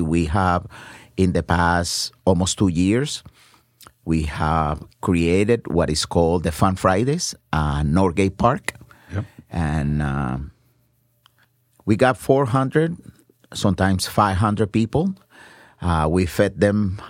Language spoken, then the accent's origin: English; San Juan, Puerto Rico; moved away; I was born in uh, in San Juan, Puerto Rico, in uh, one of the poorest neighborhoods en, en uh, San Juan, uh, Barrio Obrero.